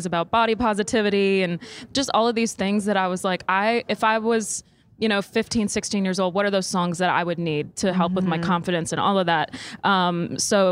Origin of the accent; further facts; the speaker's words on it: Saskatchewan, Canada; now in Nashville, United States; I'm from Saskatchewan